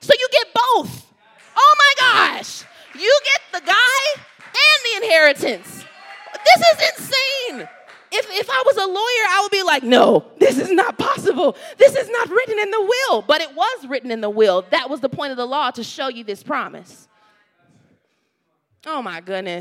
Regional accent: the South, United States; moved away; I grew up in the South

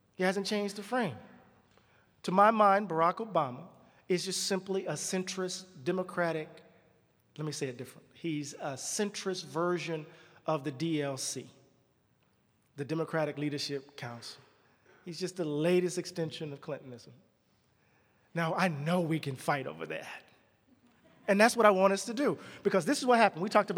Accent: the South, United States; I'm from the South

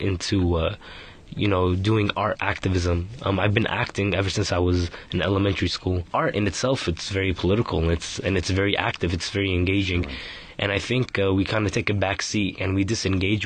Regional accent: San Francisco, California, United States; I was born in San Francisco, California. I've been here most of my life.

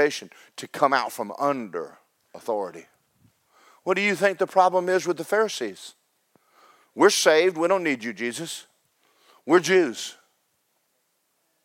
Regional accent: Georgia, United States; now in Florida, United States; I'm from Georgia.

